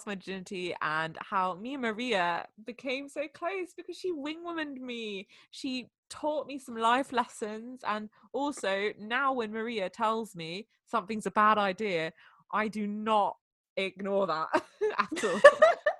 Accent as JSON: {"language": "English", "country": "France", "tie": "born or raised there", "moved": "yes", "said": "I grew up in France"}